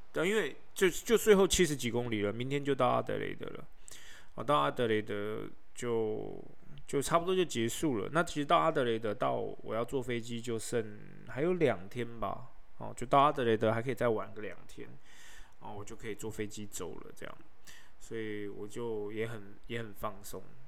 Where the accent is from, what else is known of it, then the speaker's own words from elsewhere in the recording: Taiwan; 我是台湾人，好吗